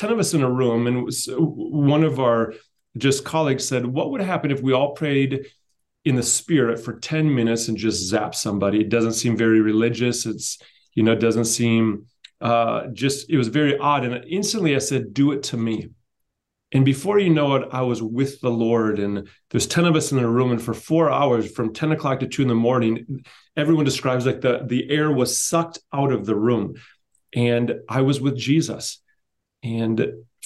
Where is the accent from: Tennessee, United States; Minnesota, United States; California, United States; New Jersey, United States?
Tennessee, United States; Knoxville; I'm a chiropractor from Knoxville, Tennessee